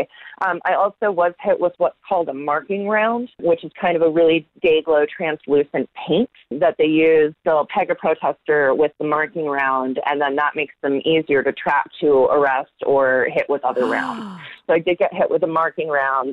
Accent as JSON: {"language": "English", "country": "United States"}